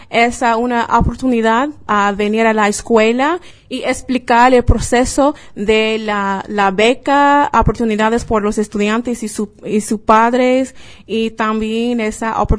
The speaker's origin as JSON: {"language": "Spanish", "country": "United States", "second_language": "Spanish", "said": "Yo soy americana de los Estados Unidos, pero mi pasión es español y la cultura, la familia, la lengua."}